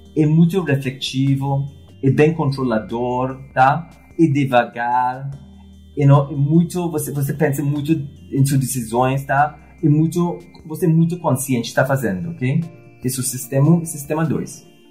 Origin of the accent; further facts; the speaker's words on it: Trinidad & Tobago; Portuguese is a second language; moved away as an adult; also born or lived in London, United Kingdom / United States / Argentina / Mexico; now in Brazil; Eu nasci na ilha, se chama Trindade e Tobago. Um, saí do paraíso para estudar em Londres